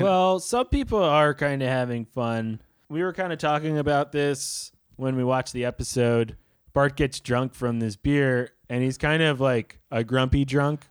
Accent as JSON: {"language": "English", "town": "New York City", "region": "New York", "country": "United States", "tie": "born or raised there", "said": "I had friends from all over, but mostly in, in the southern part of Brooklyn"}